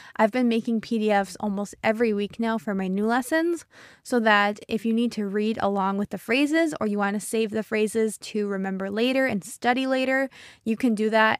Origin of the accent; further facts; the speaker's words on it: United States; I'm an American English teacher